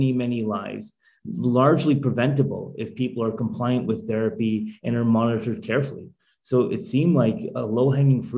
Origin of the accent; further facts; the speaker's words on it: Calgary, Alberta, Canada; we lived like five blocks away from each other growing up in Calgary, Alberta